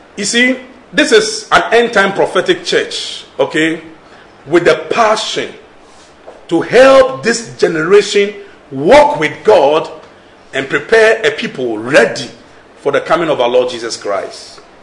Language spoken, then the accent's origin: English; Nigeria; accent: Nigerian English; I'm speaking Nigerian English